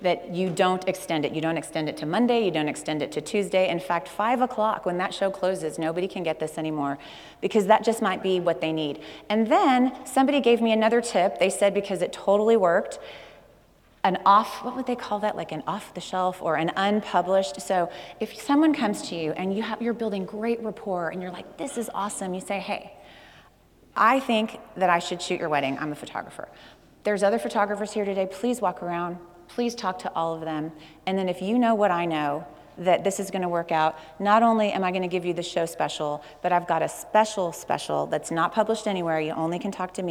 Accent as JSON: {"language": "English", "region": "Texas", "country": "United States", "said": "I'm from Texas"}